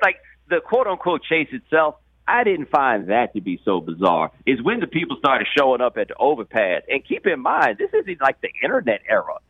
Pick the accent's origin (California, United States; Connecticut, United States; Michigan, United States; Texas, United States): Texas, United States; Houston; I'm from Houston.